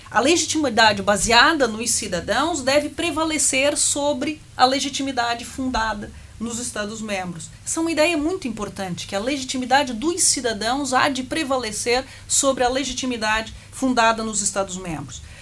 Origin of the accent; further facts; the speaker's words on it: Brazil; accent: Brazilian; now in Portugal; Eu nasci no Brasil, o sotaque eu denuncia, não é? Porque os meus avós italianos tiveram de fugir da guerra